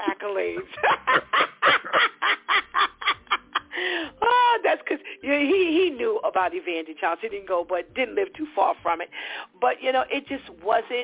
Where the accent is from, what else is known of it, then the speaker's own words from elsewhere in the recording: New York City, New York, United States; I grew up in the New York City high school area as …, as …